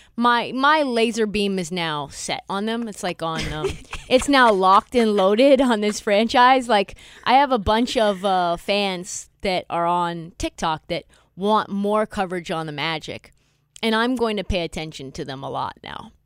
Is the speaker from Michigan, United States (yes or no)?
no; Portland, Oregon, United States; I was from Portland. I was from just one neighbor neighborhood over from him